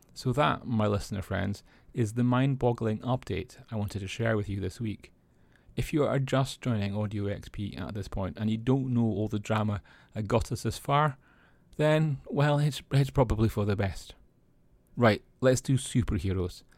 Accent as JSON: {"language": "English", "region": "Scotland", "country": "United Kingdom", "said": "I'm Scottish"}